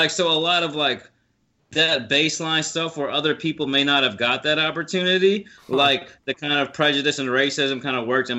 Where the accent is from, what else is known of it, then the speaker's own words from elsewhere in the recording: the South, United States; accent: Southern; think I'm everyone idiot. From the South is stupid.